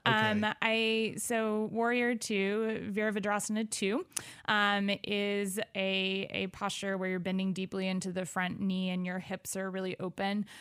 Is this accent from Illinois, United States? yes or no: yes; Arthur, Illinois, United States; also born or lived in Evansville, Indiana / Baton Rouge, Louisiana; now in Decatur, United States; I grew up in Arthur, Illinois, um, which is about thirty minutes outside of Decatur